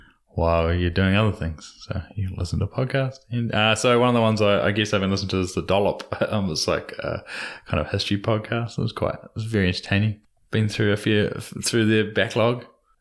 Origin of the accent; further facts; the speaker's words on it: Dunedin, Otago, New Zealand; They hail from Dunedin, my hometown